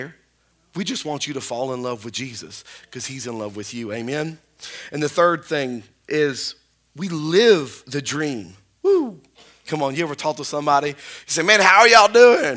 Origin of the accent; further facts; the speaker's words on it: Spring Hill, United States; now in North Webster, United States; I'm from Spring Hill